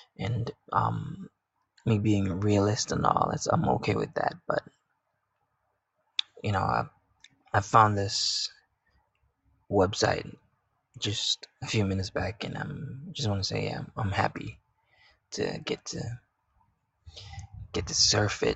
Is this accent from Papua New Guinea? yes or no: yes; Papua New Guinea; I'm from Papua New Guinea, or PNG, which is a country located in the South Pacific